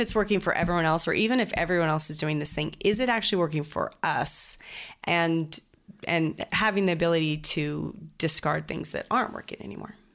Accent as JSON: {"language": "English", "town": "Greenacres", "region": "Washington", "country": "United States", "tie": "born or raised there", "also_born_or_lived": "Idaho / Chattanooga, Tennessee", "moved": "yes", "said": "I was raised. Um, on the border of Idaho and Washington, um, in Green Acres, Washington, right next to Post Falls"}